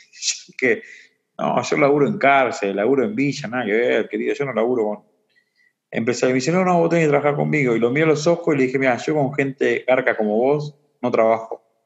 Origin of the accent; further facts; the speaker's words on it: Boulogne Sur Mer, Buenos Aires Province, Argentina; also born or lived in San Juan; donde prácticamente me crié en el Bajo Bulogne